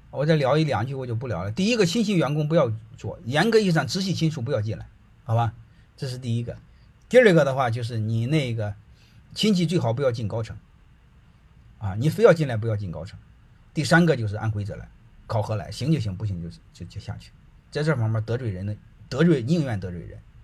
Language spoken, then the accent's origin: Chinese; China; 我们中国人